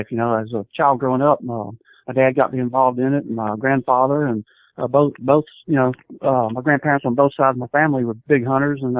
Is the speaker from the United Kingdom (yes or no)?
no; Ocean Springs, Mississippi, United States; right here in uh, South Mississippi, Ocean Springs, Mississippi uh, which is about four miles if you're familiar with Biloxi Gulfport, that area. And I've been in, been born and raised here my whole life